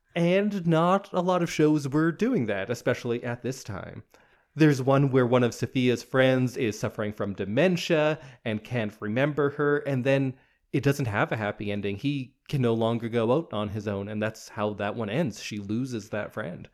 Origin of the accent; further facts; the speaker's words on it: Edmonton, Alberta, Canada; I was born in Edmonton.